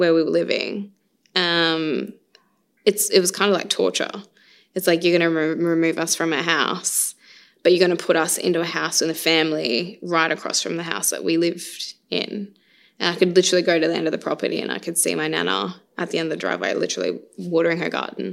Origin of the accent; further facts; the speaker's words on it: Carnarvon, Western Australia, Australia; I was actually born on Yamaji country in Carnarvon, so I guess my country always kind of brings me back to Carnarvon.